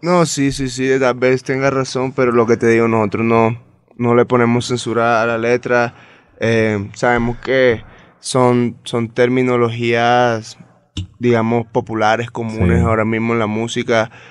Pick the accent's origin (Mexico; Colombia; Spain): Colombia; San Andrés, Providencia and Santa Catalina; somos la única porción de tierra colombiana que estamos separados del resto